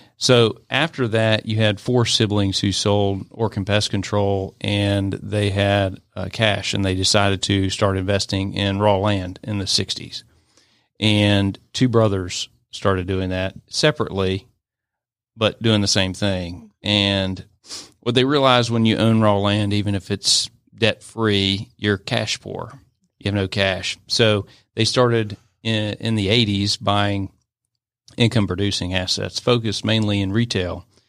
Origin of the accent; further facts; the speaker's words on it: Atlanta, Georgia, United States; I grew up in the Atlanta area. I'm an Atlanta native